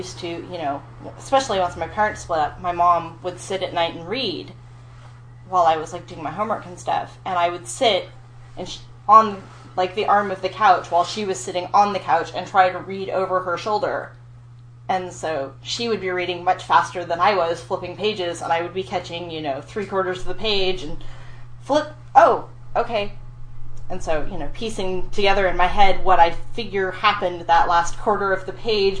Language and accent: English; West County, Sonoma County, California, United States; also born or lived in Colorado; I lived so far out in West County, you know, it was like, okay, you could take the bus into town to go to the library in Santa Rosa